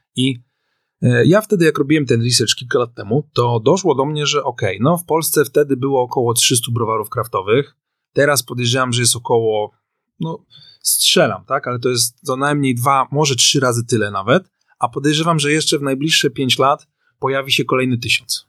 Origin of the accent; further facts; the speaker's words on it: Warsaw, Masovian Voivodeship, Poland; jestem z Warszawy